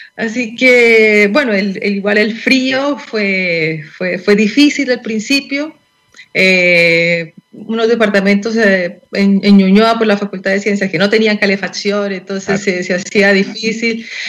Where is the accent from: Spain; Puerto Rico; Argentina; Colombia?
Colombia; now in Chile; yo soy colombiana y en Colombia